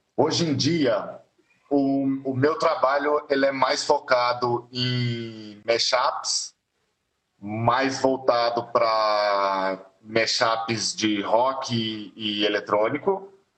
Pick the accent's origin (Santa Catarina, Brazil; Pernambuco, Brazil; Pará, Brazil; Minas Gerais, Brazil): Minas Gerais, Brazil; now in São Paulo, Brazil; eu sou mineiro e a banda era todo mundo morava em Minas